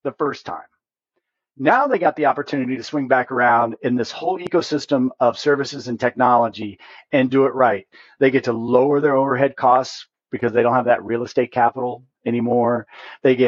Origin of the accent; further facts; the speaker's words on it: Hoosier, Indiana, United States; accent: Hoosier; My Hoosier accent